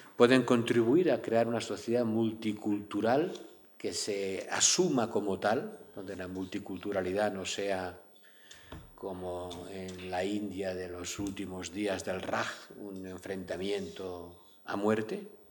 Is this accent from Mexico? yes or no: no; Lleida, Catalonia, Spain; mi tierra natal, el Lleida